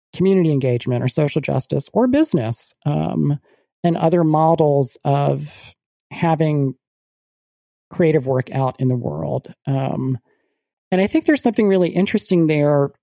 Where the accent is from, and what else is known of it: United States